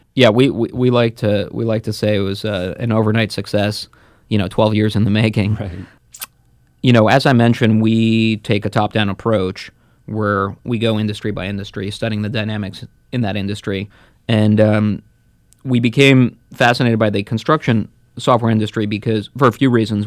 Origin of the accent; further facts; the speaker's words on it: New Jersey, United States; also born or lived in Moscow, Russia; grew up in New Jersey, just outside of New York